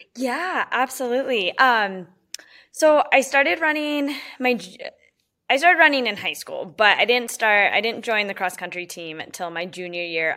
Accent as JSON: {"language": "English", "town": "Colorado Springs", "region": "Colorado", "country": "United States", "tie": "born or raised there", "said": "growing up in Colorado Springs"}